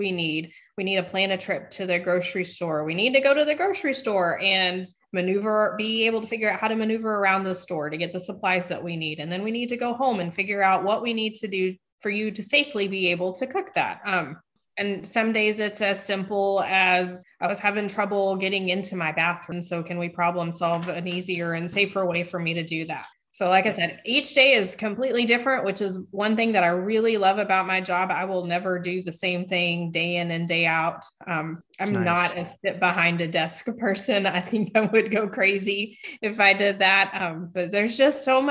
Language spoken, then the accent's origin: English; West Texas, United States; I grew up in the West Texas area.